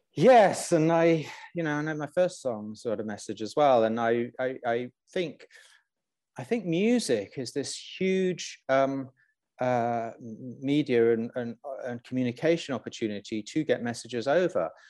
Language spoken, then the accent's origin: English; Lusaka, Lusaka Province, Zambia; moved away; I grew up in Zambia